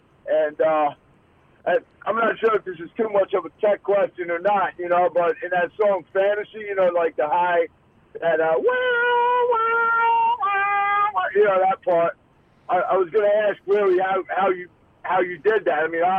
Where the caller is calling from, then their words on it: New Jersey, United States; I'm on my way to work. I'm in Jersey.